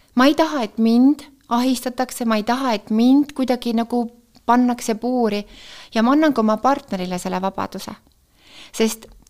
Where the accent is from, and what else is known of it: Tartu, Tartu County, Estonia; born or raised there; moved away